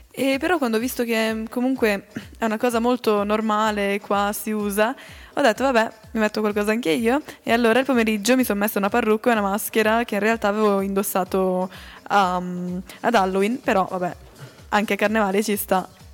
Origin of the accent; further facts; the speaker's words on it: Valtellina, Lombardy, Italy; now in Switzerland; io ho sempre conosciuto il carnevale dalle mie parti in Valtellina come un carnevale per i bambini